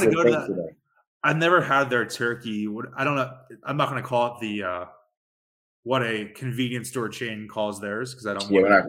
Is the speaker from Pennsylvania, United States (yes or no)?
yes; Philadelphia, Pennsylvania, United States; I'm from Philly